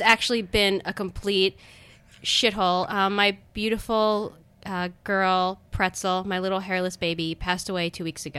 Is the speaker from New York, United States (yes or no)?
no; Owings Mills, Maryland, United States; grew up in Baltimore, well, right outside of Baltimore in Baltimore County